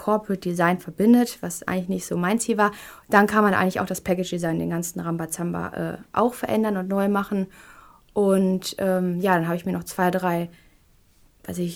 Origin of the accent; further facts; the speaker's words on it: Duisburg, North Rhine-Westphalia, Germany; born there; bin ich dann auf meine Geburtsstadt Duisburg gekommen